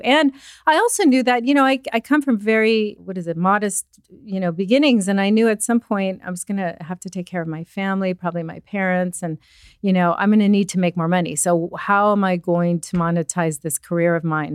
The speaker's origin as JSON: {"language": "English", "town": "Los Angeles", "region": "California", "country": "United States", "tie": "born or raised there", "also_born_or_lived": "Pennsylvania", "said": "I am from Southern California, but currently bi-coastal"}